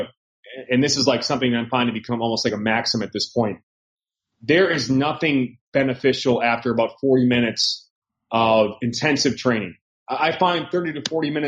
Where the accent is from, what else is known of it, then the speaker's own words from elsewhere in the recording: United States; as an American, it's that American mindset